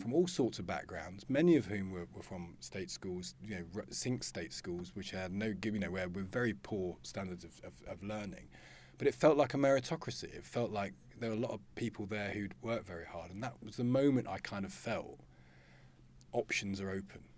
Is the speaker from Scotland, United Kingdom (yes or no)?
no; Loughborough, East Midlands, United Kingdom; I came from Loughborough